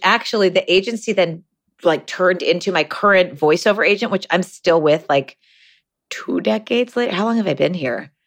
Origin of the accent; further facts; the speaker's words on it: Ithaca, New York, United States; We grew up together in Ithaca, New York, very small liberal town in upstate New York